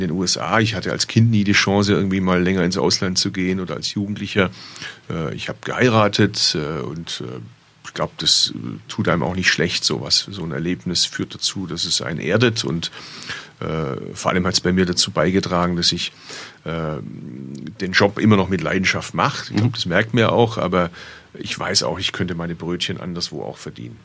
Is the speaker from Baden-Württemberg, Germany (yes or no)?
yes; Bad Urach, Baden-Württemberg, Germany; moved away; also born or lived in Berlin; Ich kann theoretisch von Berlin mit dem Zug in meine Geburtsstadt fahren. Und der hält sogar gar nicht so weit weg von da, wo meine Eltern heute noch wohnen, im schwäbischen Bad Urach